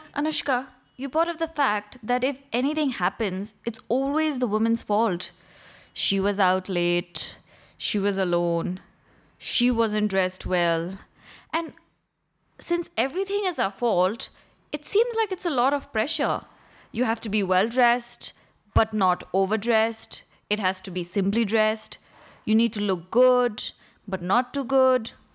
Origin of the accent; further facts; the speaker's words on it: Kathmandu, Bagmati, Nepal; we are all from Kathmandu